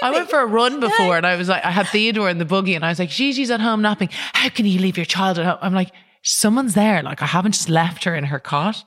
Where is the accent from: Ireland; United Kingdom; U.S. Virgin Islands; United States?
Ireland; I think even as an Irish person